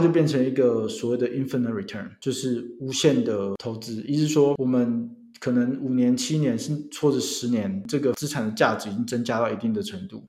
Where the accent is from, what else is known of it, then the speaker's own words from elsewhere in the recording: Taiwan; 我自己是来自于台湾的台湾囡仔